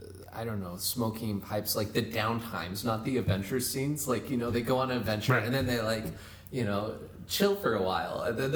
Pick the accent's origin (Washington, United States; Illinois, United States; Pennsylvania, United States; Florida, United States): Washington, United States; Gig Harbor; also born or lived in Tacoma, Washington; now in Arizona, United States; I was born in Washington State, and for the most part, I grew up in Gig Harbor and spent a lot of time in Tacoma during high school, which is like south of Seattle.